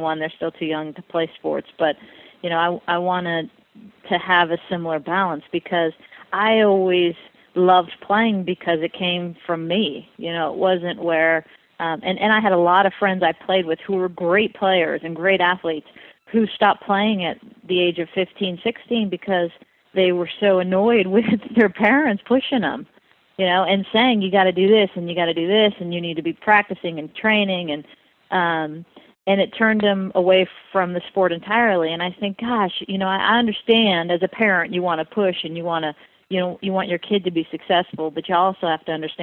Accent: Southern California, United States; I grew up in Southern California

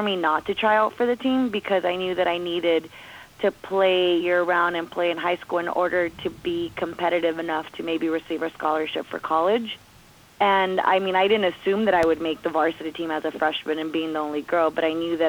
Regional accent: Commerce, California, United States; also born or lived in Bell Gardens; growing up in Commerce

